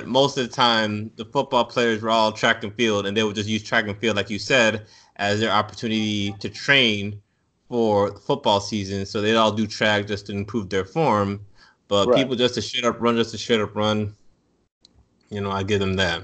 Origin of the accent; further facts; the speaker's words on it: Broward County, South Florida, United States; also born or lived in Chapel Hill, North Carolina; me being from South Florida